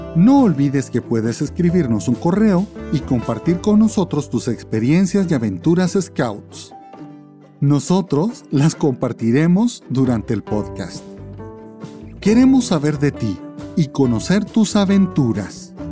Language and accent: Spanish; Guatemala; obligación mía como guatemalteco